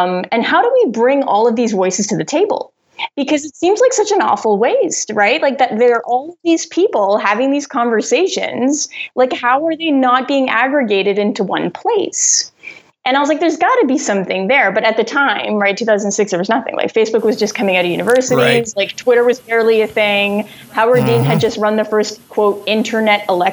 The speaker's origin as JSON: {"language": "English", "town": "Rockland", "region": "Ontario", "country": "Canada", "tie": "born or raised there", "also_born_or_lived": "Ottawa", "said": "I was born in Ottawa, but I grew up in Rockland, which is like this town 45 minutes outside the city."}